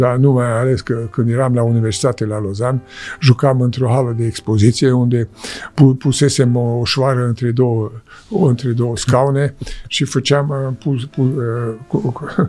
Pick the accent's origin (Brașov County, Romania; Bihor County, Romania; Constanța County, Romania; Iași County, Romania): Iași County, Romania; Popești; moved away; also born or lived in Switzerland; unde m-am născut, uh, la Popești